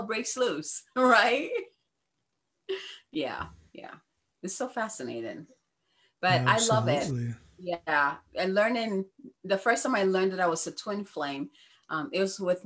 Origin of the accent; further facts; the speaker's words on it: Ghana; now in United States; I was born and raised in Ghana